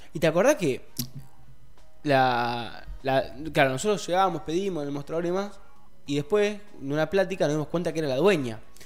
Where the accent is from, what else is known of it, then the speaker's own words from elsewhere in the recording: Rosario, Santa Fe, Argentina; yo soy de Rosario, no soy de Funes